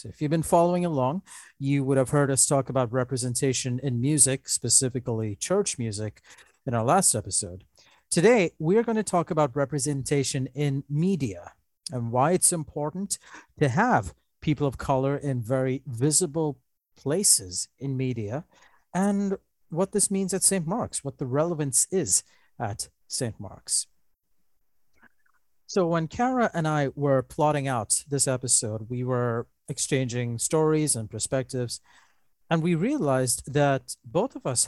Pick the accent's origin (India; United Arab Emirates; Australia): United Arab Emirates; Dubai; moved away; when I was growing up in Dubai in the 1980s